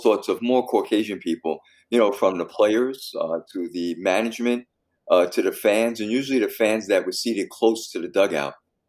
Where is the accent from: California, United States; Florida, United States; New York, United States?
New York, United States; New York City; I grew up in the South Bronx.